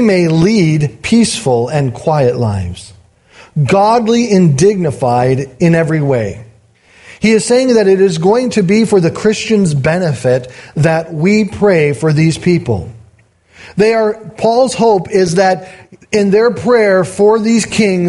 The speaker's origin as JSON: {"language": "English", "country": "United States", "said": "as an American"}